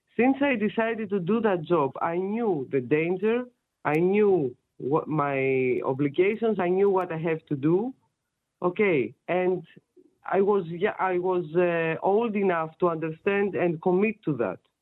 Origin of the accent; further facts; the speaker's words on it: Greece; moved away; I'm from Greece.